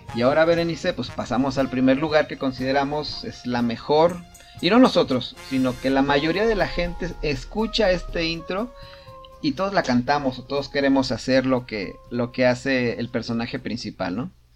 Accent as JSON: {"language": "Spanish", "country": "Mexico", "said": "como mexicanos, como latinos"}